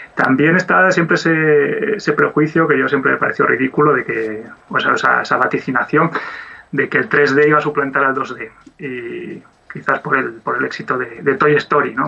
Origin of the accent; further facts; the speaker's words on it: Oviedo, Asturias, Spain; yo soy de Oviedo y soy animador 2D